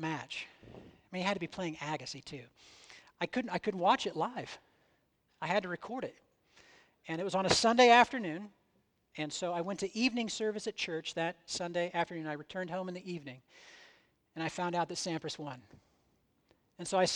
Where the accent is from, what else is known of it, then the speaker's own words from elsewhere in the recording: United States; I was born in the United States. I'm a citizen of the United States. I speak, think, and act like someone from the United States in many, many ways